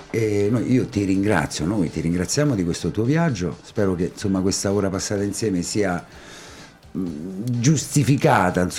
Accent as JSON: {"language": "Italian", "town": "Ascoli Piceno", "region": "Marche", "country": "Italy", "tie": "born or raised there", "moved": "yes", "said": "io sono di Ascoli. Anzi, sono nato in Ascoli, come si dice, non ad ah, Ascoli, Ascoli. in Ascoli. Eh, però manco da un po', insomma, ci rivado ogni tanto"}